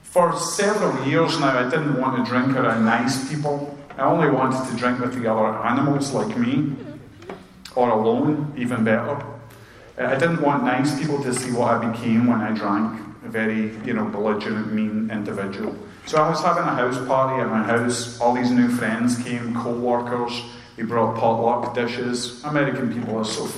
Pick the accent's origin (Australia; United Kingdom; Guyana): United Kingdom; Scotland; now in Chesapeake, United States; I'm like the Scottish buzzkill